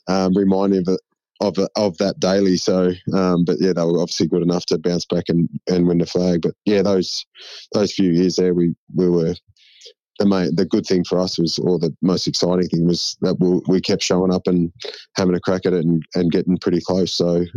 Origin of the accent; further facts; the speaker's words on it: Shepparton, Victoria, Australia; When I grew up in Shep